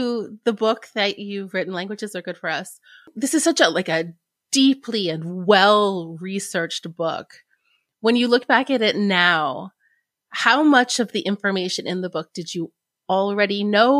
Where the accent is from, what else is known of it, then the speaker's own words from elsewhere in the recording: United States; as an American